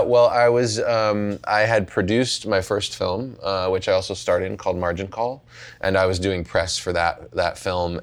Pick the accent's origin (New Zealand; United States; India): United States; Pittsburgh, Pennsylvania; I grew up in Pittsburgh